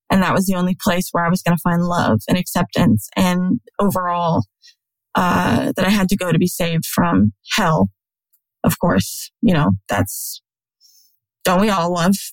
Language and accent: English; South Dakota, United States; now in Alabama, United States; when I moved to Alabama from South Dakota, it's the only way that I knew to get community and friends